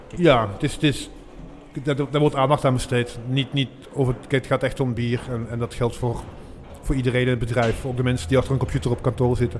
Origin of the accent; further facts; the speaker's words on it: Maasmechelen, Flanders, Belgium; ik, kom zelf hier, ik kom uit Maasmechelen